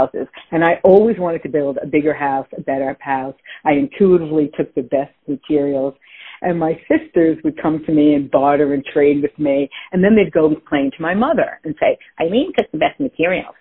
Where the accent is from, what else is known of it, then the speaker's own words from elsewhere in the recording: Long Island, New York, United States; growing up in Long Island